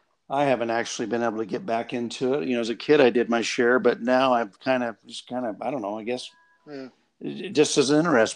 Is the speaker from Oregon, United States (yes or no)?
yes; Oregon, United States; also born or lived in Coos Bay, Oregon; I had never been to Coos Bay growing up in Oregon.